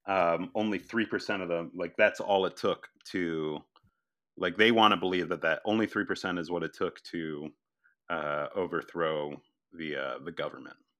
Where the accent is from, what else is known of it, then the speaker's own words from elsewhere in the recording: Collegeville, Pennsylvania, United States; my hometown in Pennsylvania